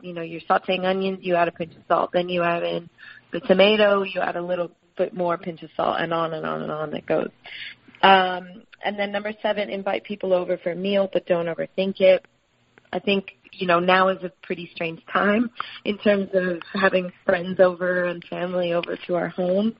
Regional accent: Miami, Florida, United States; now in Sydney, Australia; growing up in Miami, and we had a couple of citrus trees in the backyard

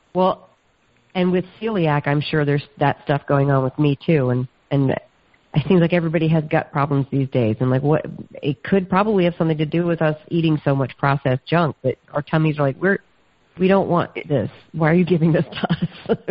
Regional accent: the South, United States; I'm from the South

